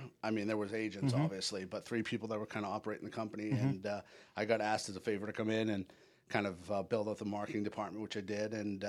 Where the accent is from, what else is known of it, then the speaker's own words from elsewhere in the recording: New England, United States; now in Orlando, United States; I've been in Orlando for the better part of 20 years. So I'll kind of start there. I grew up in New England, and moved down here with that mutual friend that we know.